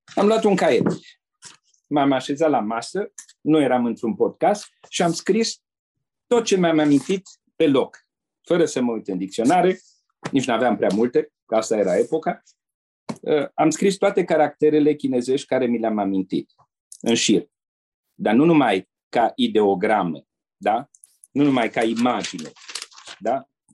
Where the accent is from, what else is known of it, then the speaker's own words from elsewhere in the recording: Romania; moved away as an adult; also born or lived in Asia / Brussels; o spunem ca români, mândri de tradițiile și trăsăturile noastre